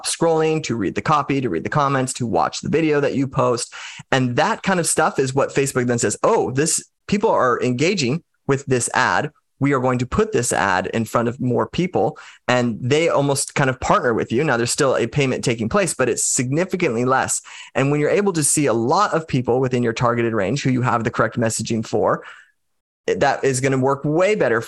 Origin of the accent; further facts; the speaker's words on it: United States; I'm just an American